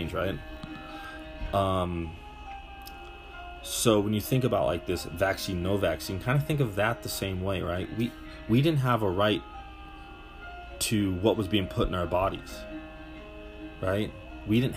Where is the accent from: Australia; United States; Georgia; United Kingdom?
United States; Butte, Montana; now in Colorado, United States; I'm from Butte, Montana.